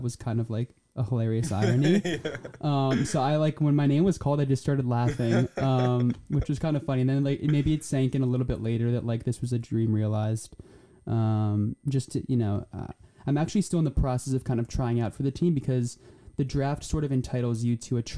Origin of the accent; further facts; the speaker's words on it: New Jersey, United States; also born or lived in Poland; I'm from New Jersey